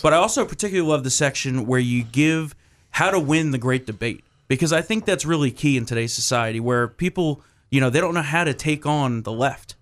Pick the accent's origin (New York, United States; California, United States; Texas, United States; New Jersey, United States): New Jersey, United States; my home state of New Jersey